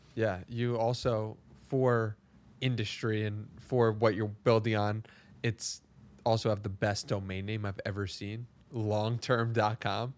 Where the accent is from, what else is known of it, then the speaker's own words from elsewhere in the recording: New York, United States; also born or lived in San Diego; I was raised in New York, which is very similar to the hustle culture of the world